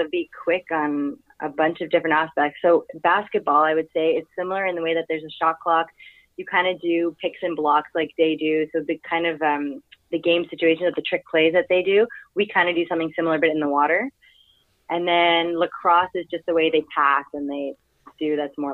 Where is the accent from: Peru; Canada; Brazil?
Canada; Montreal, Quebec; From Montreal.